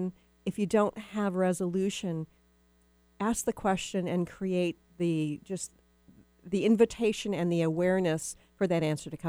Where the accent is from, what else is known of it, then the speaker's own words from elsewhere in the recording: Texas, United States; And it's funny, too, because you and I are both from the South. Most people don't know that I'm from Texas, but I am from Texas.